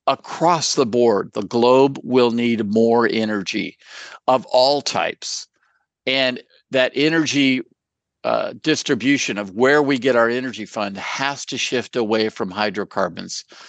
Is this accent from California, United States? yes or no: yes; California, United States; I'm from California